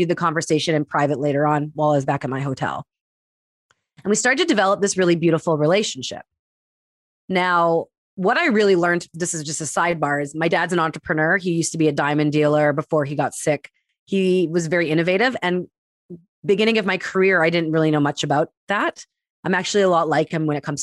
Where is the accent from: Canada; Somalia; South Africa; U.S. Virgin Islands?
Canada; Winnipeg, Manitoba; I grew up in the Jewish community of Winnipeg